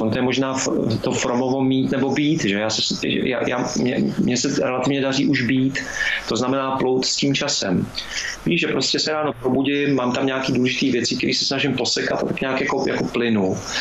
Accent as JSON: {"language": "Czech", "town": "Lanškroun", "region": "Pardubice Region", "country": "Czechia", "said": "já jsem z Lančkrovna"}